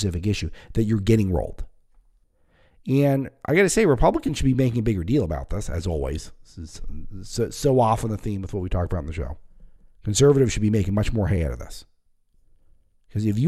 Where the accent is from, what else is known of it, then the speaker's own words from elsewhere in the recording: California, United States; when I grew up in California